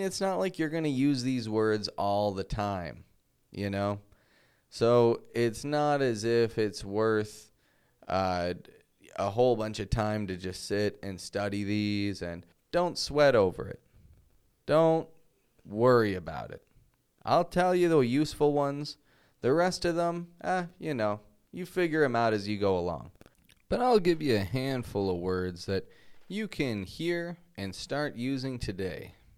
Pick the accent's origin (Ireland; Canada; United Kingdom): Canada; Toronto, Ontario; now in Mexico; I'm from Toronto.